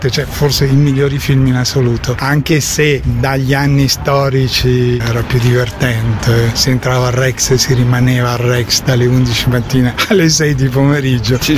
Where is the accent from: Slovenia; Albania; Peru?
Peru; Italian is a second language; now in Ticino, Switzerland; Io sono dal Perù, da adesso anche sono qui in Tisin.